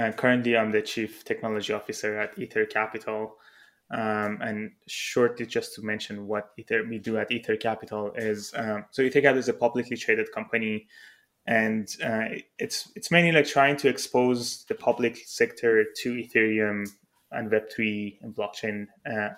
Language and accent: English; Iran; moved away; I'm originally from Iran